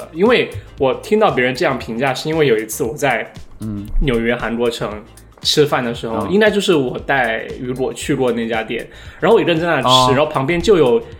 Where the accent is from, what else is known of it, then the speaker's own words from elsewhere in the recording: Chongqing, China; 我就是重庆的，不要说我是云贵川，